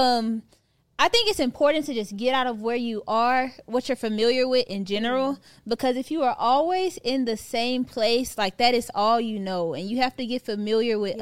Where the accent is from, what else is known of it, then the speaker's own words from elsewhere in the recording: Houston, Texas, United States; moved away as an adult; now in Atlanta, United States; at the time I'm from Houston